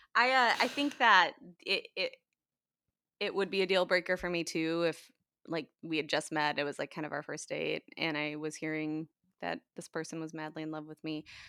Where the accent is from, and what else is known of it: United States